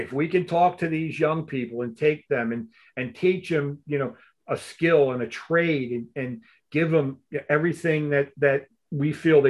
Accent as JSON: {"language": "English", "region": "Missouri", "country": "United States", "said": "I'm from Missouri"}